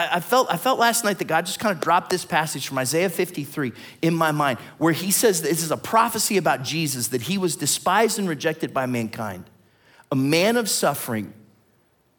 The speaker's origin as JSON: {"language": "English", "region": "Ohio", "country": "United States", "said": "I'm from Ohio"}